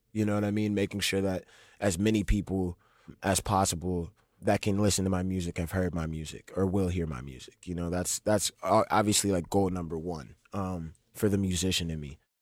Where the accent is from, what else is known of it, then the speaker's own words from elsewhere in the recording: New Orleans, Louisiana, United States; born and raised in New Orleans